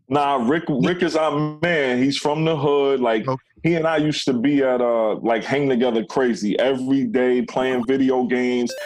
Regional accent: New York City, New York, United States; also born or lived in Bronx, New York / Flushing, Queens / Elmhurst, Queens; I moved from the Bronx to Queens, and then I moved to Elmhurst side

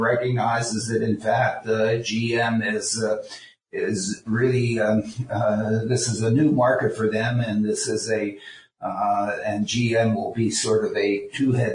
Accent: Pittsburgh, Pennsylvania, United States; I was raised in Pittsburgh

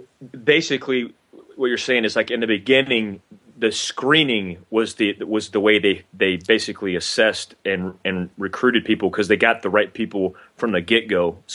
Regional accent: Fort Ord, California, United States; born there; I was in fact I'm about an hour and a half right now from Fort Ord, but I was born in Fort Ord, and my dad was in the infantry in Fort Ord.

